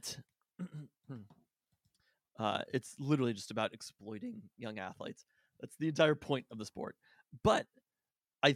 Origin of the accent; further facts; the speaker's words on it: Burien, Washington, United States; I was born in Berrien, but like near.